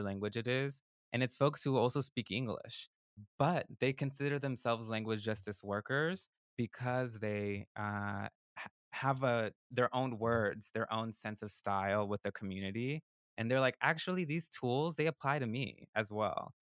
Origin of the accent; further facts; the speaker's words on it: West Coast, United States; English is a second language; now in Durham, North Carolina, United States; I was born on the West Coast, I'm a northerner